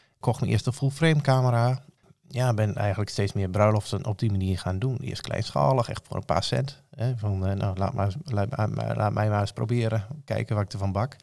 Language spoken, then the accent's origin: Dutch; Rijssen, Overijssel, Netherlands; Ik kom uit Rijssen. Dat ligt in Twente. Geboren en getogen